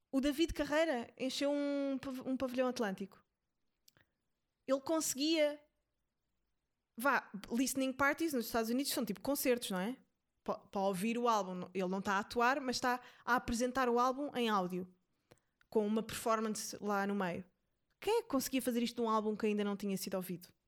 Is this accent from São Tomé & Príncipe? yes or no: yes; São Tomé & Príncipe; eu vivi a vida inteira em São Tomé e só comia peixe, portanto eu já preenchi a minha cota de não comer carne.